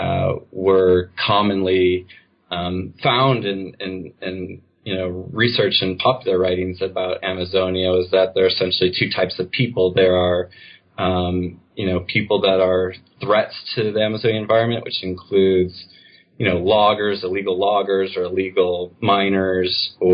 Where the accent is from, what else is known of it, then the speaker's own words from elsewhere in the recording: United States; growing up in the United States